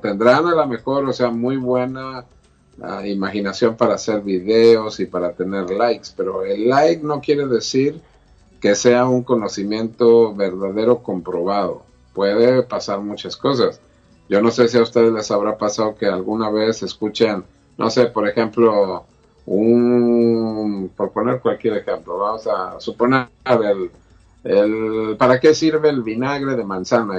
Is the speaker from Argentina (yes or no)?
no; Mexico; yo como mexicano y como todos los mexicanos somos ritualeros